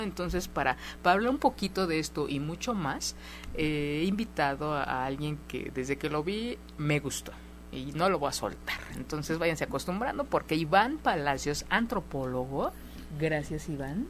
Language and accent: Spanish; Mexico; mi historia de vida como mexicano